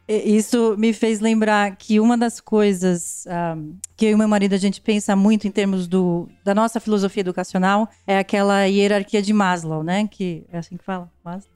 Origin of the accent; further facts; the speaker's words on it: Brazil; moved away; eu, como brasileira, eu valorizo muito a minha cultura